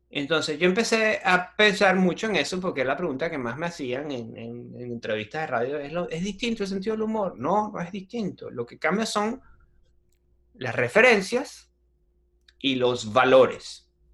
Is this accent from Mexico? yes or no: no; Venezuela; first language Spanish; moved away as an adult; also born or lived in Adelaide, Australia; now in Australia; yo soy venezolano